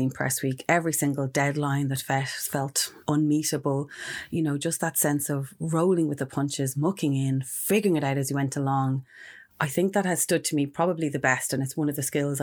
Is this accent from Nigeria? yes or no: no; Ireland; also born or lived in Mexico; around the age of 6 or 7 or so, we returned to Ireland when my parents split up